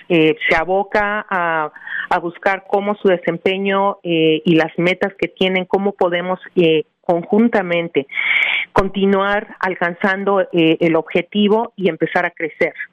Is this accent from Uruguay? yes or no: no; Mexico City, Mexico; moved away as an adult; now in New Jersey, United States; yo soy mexicana, eh, nacida y educada en la Ciudad de México